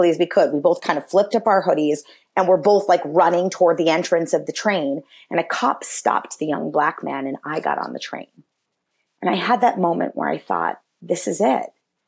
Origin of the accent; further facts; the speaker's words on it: Massachusetts, United States; also born or lived in New York City; now in Los Angeles, United States; I'm originally from Massachusetts. I now live in Los Angeles.